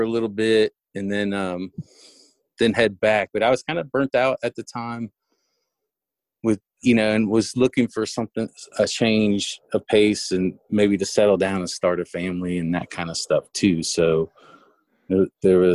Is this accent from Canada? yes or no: no; Miami, Florida, United States; moved away as an adult; I was born and raised in Miami